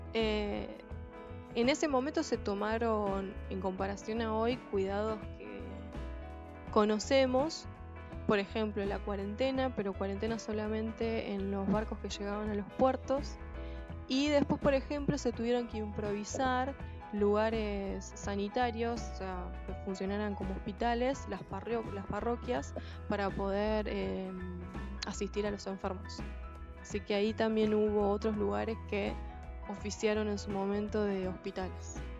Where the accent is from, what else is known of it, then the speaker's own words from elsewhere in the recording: Mercedes, Buenos Aires Province, Argentina; los mercedinos conocemos